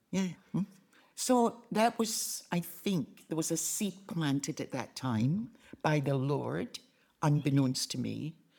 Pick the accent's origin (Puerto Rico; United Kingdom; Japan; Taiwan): United Kingdom; Glasgow, Scotland; accent: Scottish; moved away; I was born in Glasgow, Govan.